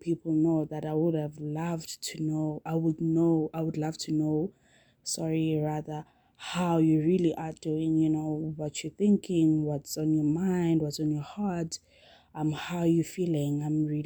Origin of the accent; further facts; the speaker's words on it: South Africa; I am South African